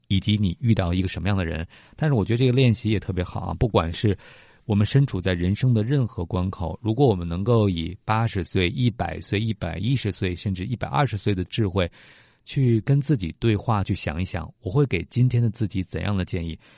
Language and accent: Chinese; China; 我们中国人